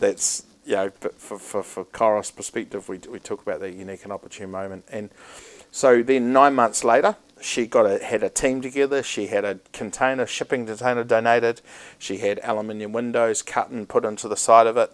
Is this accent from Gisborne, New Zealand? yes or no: no; Christchurch, Canterbury, New Zealand; also born or lived in Auckland; I was born in Auckland, bred in Canterbury, so I've got the best uh, the best side of some things. But um, I grew up a lot of my life in, in Christchurch uh, as a kid